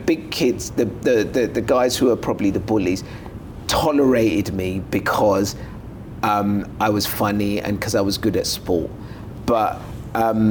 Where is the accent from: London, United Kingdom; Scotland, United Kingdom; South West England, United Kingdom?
London, United Kingdom; also born or lived in Lagos, Nigeria; growing up in East London